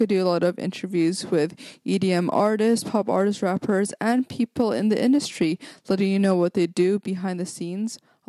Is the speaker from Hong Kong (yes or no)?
yes; Hong Kong; Yeah, that's so cool because I grew up in Hong Kong, and my mom grew up in Philippines.